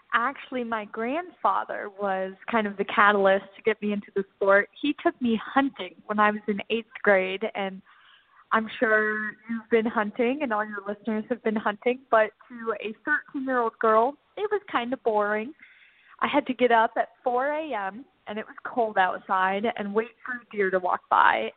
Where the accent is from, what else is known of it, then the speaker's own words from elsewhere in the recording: Northern Virginia, United States; where I grew up in Northern Virginia.